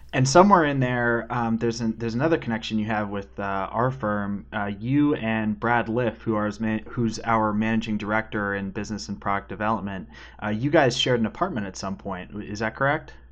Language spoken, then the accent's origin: English; Western Canada, British Columbia, Canada; accent: Canadian; now in Winston-Salem, United States; I grew up in Western Canada, so like twenty-five minute drive from a ski hill.